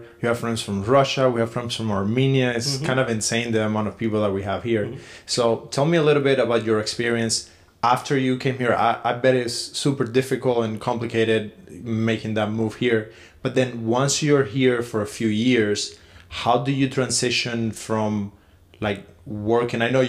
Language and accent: English; Cuba; moved away; the first time that I left Cuba